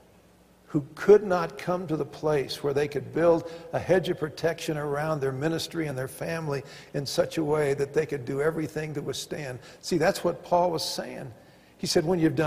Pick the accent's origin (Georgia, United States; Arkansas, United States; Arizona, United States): Arkansas, United States; also born or lived in Pasadena; now in Colorado, United States; growing up in Arkansas